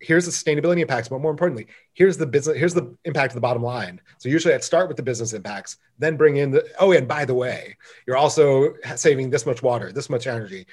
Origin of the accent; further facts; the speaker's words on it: Michigan, United States; now in California, United States; I grew up in Michigan, so I understand a Great Lake summer